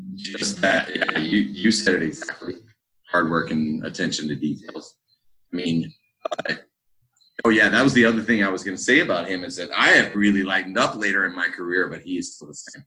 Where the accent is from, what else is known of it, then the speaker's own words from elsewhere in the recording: Texas, United States; also born or lived in Cabo San Lucas, Mexico; I was born in Texas. My family's been in Texas for a long time